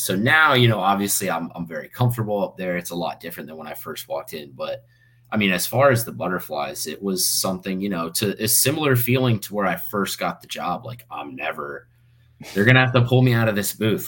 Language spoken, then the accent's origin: English; Fort Myers, Florida, United States; also born or lived in Coral Springs, Florida; I'm originally from Fort Myers, Florida.